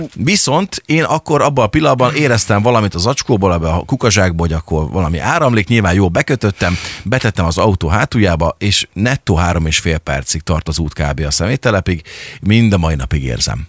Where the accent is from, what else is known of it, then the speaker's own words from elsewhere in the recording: Szeged, Csongrád-Csanád, Hungary; törzsgyökeres szegediként, vagy Szeged mellől származóként